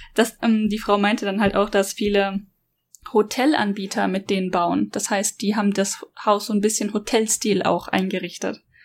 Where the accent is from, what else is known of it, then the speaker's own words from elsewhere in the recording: Germany; now in Japan; ich als Deutsche